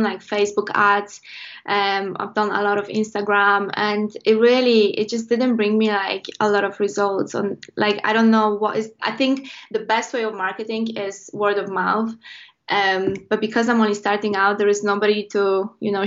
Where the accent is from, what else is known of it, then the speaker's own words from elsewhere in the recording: Poland; English is a second language; moved away as an adult; now in United Kingdom; I'm from Poland originally